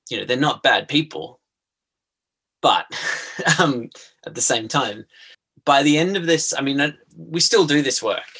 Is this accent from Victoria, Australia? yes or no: no; Australian Capital Territory, Australia; I'm from Ngunnawal country in, in the southeast.